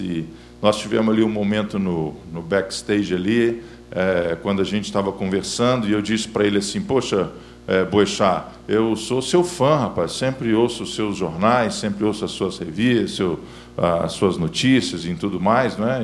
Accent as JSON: {"language": "Portuguese", "town": "Belo Horizonte", "region": "Minas Gerais", "country": "Brazil", "tie": "born or raised there", "said": "estou em BH, minha terra natal"}